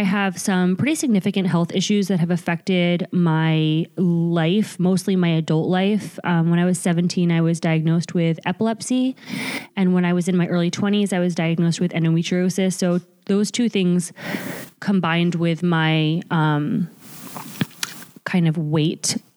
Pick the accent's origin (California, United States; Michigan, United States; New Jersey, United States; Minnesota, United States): New Jersey, United States; Bergen County; We're both from New Jersey. We're both from the same county in New Jersey, but different towns